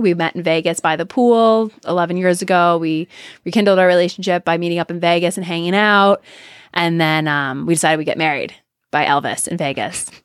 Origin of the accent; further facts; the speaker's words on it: Canada; I'm Canadian